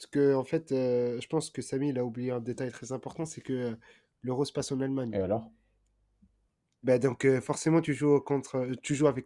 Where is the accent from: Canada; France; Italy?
Italy; Enfin, euh, je parle en tant qu'Italien. c'est la Croatie qui me pose problème.